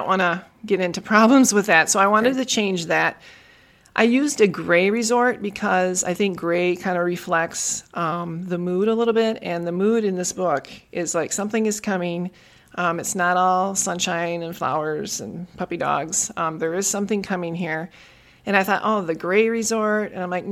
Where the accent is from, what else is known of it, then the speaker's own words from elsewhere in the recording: Tomahawk, Wisconsin, United States; it was a small town up in northern Wisconsin. It's about, I would say, about 4 hours north of Milwaukee